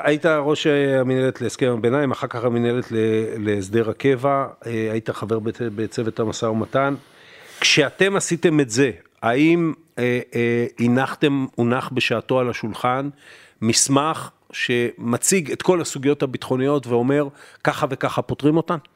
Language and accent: Hebrew; Israel; אתה ואני גדלנו במדינה שהיה לאיום קיומי אמיתי